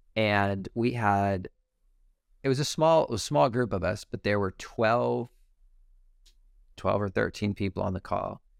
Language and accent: English; Detroit, Michigan, United States; now I'm from Detroit